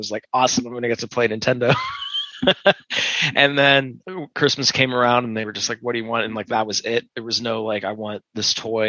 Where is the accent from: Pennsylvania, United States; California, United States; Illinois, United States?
Pennsylvania, United States; Pittsburgh; moved away as an adult; now in Utah, United States; So I grew up in Pittsburgh. I lived there pretty much my whole life.